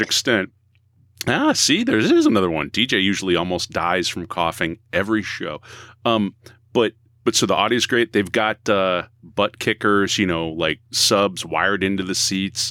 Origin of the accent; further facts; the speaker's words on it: Boston, Massachusetts, United States; we're from the Boston area, at least three of us here